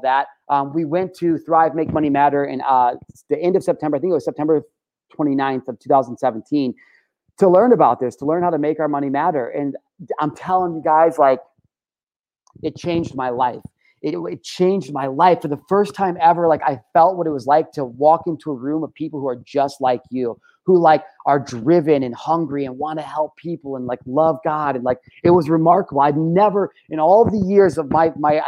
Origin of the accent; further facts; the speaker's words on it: United States; growing up in America, but, at 33 years old